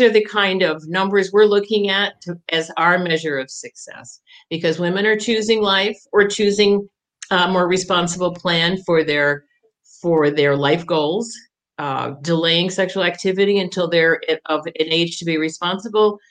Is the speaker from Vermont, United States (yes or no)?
yes; Jericho, Vermont, United States; also born or lived in Burlington, Vermont / Jay Peak, Vermont; now in Fairfax, United States; Oh, I'm a Vermonter. I, I was born uh, in Burlington